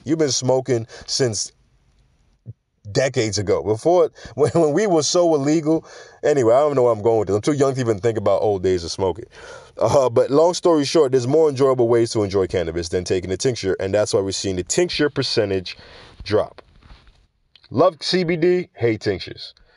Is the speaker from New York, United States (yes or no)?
yes; New York, United States; growing up in New York or living in New York